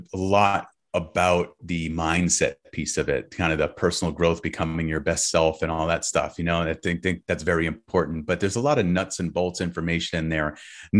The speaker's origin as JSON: {"language": "English", "region": "California", "country": "United States", "said": "it sounds a little California woo-woo, but I'm from California, so I gotta bring it, right?"}